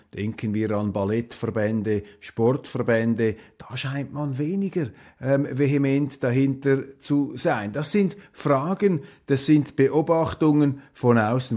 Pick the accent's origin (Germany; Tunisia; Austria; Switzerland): Switzerland; als Schweizer